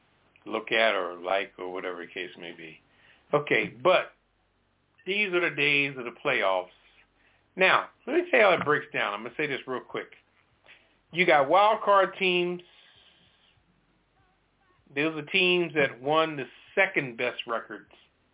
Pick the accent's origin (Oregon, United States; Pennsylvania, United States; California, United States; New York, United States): Pennsylvania, United States; Philadelphia; I'm from Philly.